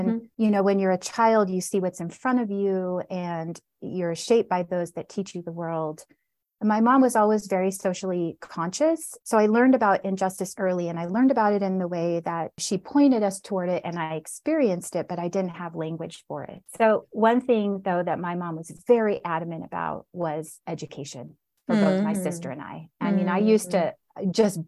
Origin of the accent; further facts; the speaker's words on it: Southern Oregon, United States; now in Denver, United States; So we moved to Southern Oregon when I was about 4 years old and we moved to a small, rural, predominantly white town